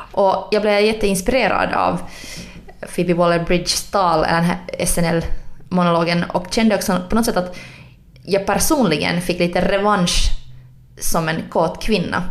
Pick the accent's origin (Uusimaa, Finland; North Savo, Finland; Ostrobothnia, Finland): Uusimaa, Finland; Helsinki; jag är från Helsingfors